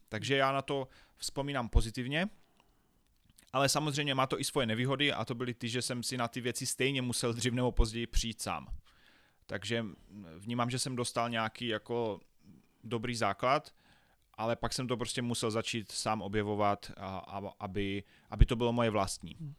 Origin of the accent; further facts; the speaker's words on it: Havířov, Moravian-Silesian Region, Czechia; Já jsem se narodil ve velkom městě Havířov, což je na východě České republiky